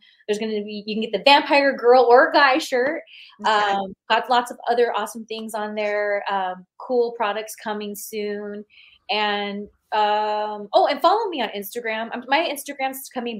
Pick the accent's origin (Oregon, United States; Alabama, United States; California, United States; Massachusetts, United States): California, United States; I grew up in California